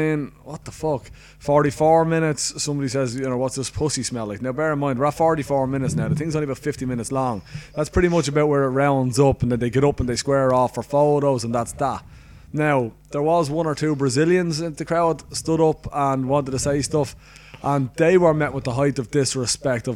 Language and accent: English; Ireland; I'm Irish. I'm fucking, this is my country. This is my fucking hometown.